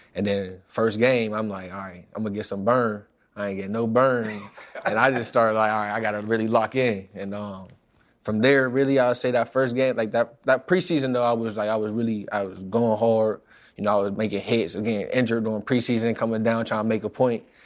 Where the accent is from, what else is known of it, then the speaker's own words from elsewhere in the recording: Pittsburgh, Pennsylvania, United States; moved away as an adult; now in New York, United States; I'm from Pittsburgh, where it ain't You know, there ain't nothing really